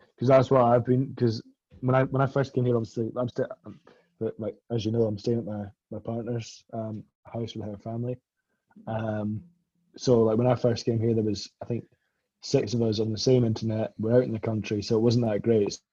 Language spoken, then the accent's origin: English; Scotland, United Kingdom; I'm Scottish and you know we're a bit tight with our money